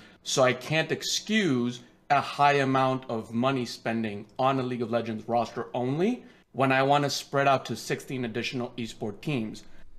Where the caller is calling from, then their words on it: Virginia, United States; Hi, I'm calling from Virginia.